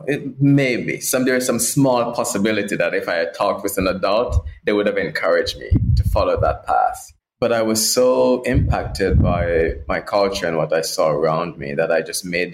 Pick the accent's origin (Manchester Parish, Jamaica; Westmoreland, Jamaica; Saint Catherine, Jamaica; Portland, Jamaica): Portland, Jamaica; I grew up in Jamaica, in the islands, and rural Jamaica, a parish called Portland.